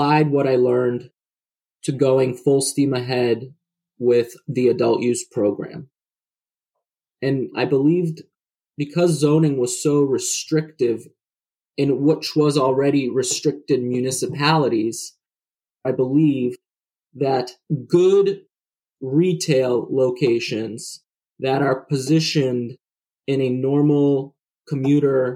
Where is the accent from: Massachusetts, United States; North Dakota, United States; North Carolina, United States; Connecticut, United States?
Massachusetts, United States; Worcester; also born or lived in former Soviet Union; my family and I immigrated from former Soviet Union in 1990, and we landed in Worcester, Massachusetts